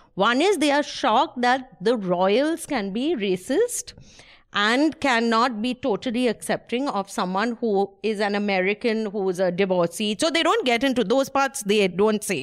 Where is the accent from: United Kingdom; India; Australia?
India; I'm Indian